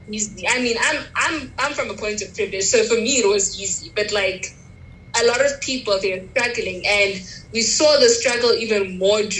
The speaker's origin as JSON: {"language": "English", "town": "Pretoria", "region": "Gauteng", "country": "South Africa", "tie": "born or raised there", "accent": "white accent", "said": "I was born in Pretoria. I went to school in Pretoria. Now I'm at the University of Pretoria."}